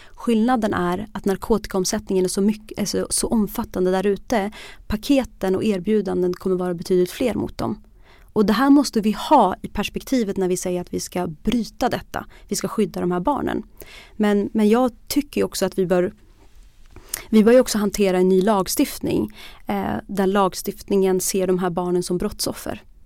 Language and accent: Swedish; Bollnäs, Gävleborg County, Sweden; Jag, jag växte upp i Bollnäs